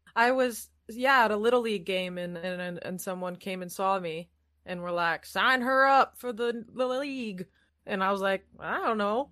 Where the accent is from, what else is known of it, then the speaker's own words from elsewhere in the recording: Iowa, United States; moved away as an adult; also born or lived in California; now in England; I'm from Iowa